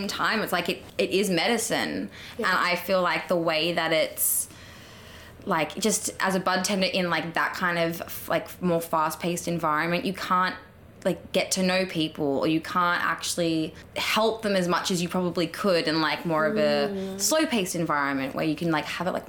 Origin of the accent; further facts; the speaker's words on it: Australia; Like, you from New Zealand? I'm like, no, Australian.